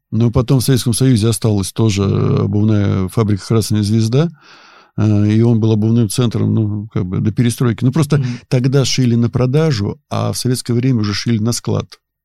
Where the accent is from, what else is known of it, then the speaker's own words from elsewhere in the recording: Kimry, Tver Oblast, Russia; also born or lived in Dubna / Peleduy; я родился, вырос и жил на Волге